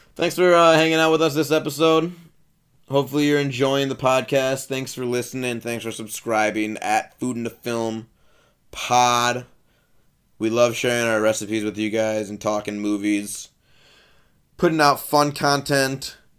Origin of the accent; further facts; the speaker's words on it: Milwaukee, Wisconsin, United States; I was at Nicolay High School in Milwaukee, Wisconsin.